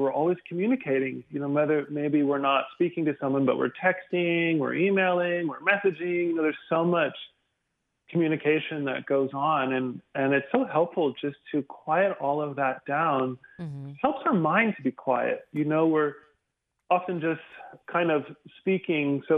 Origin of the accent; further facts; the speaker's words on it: the South, United States; also born or lived in Houston; now in Dallas, United States; growing up in the South in a small town